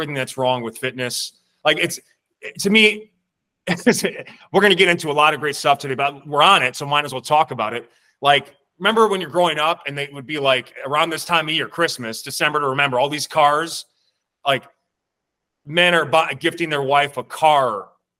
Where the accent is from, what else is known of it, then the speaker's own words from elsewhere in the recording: Midwest, United States; We're both from the Midwest